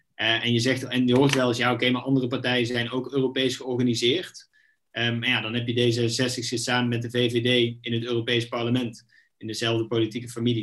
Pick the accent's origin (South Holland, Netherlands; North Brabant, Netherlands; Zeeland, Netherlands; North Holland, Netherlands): North Brabant, Netherlands; Knegsel; also born or lived in Eindhoven / Nijmegen; geboren in Eindhoven, opgegroeid in een klein Brabants dorpje, eh, Knechtsel